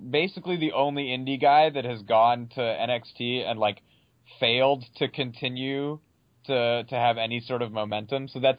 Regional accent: Cleveland, Ohio, United States; I'm from Cleveland.

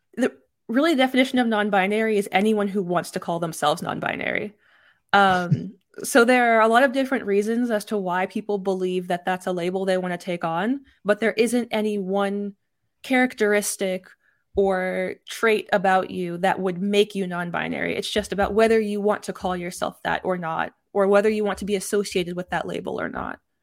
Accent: Texas, United States; I was raised in Texas

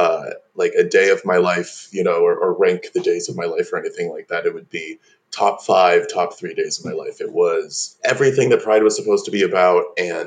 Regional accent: Corning, New York, United States; I'm 22 years old. I grew up in Corning, New York

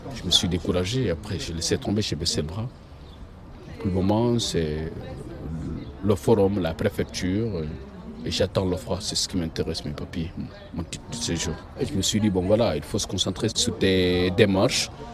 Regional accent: Guinea; moved away as an adult; now in Lyon, France; Je viens de Guinée-Conakry.

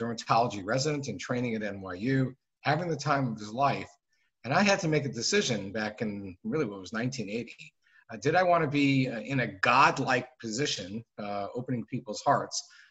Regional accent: Phoenix, Arizona, United States; moved away as an adult; also born or lived in New Haven, Connecticut; now in New York City, United States; I grew up in Phoenix, Arizona, in the southwest of the United States

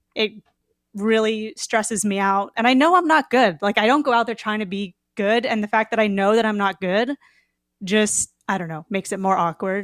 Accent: Ventura County, Southern California, United States; I am from California, Southern California, Ventura County

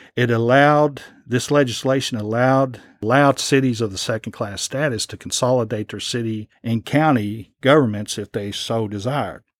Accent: Lexington, Kentucky, United States; as a teenager, growing up in Lexington

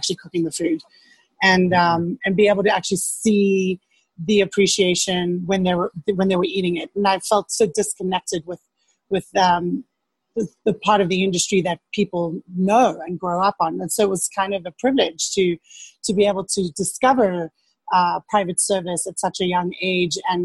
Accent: Cape Town, Western Cape, South Africa; moved away as an adult; I grew up in Cape Town in South Africa

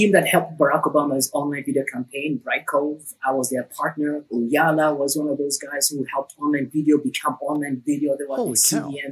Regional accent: Nairobi, Kenya; I grew up in Nairobi, Kenya.

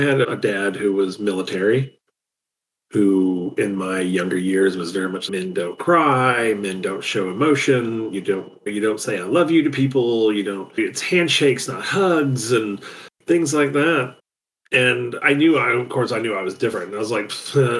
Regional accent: the South, United States; It's part of who I am because I'm from the South

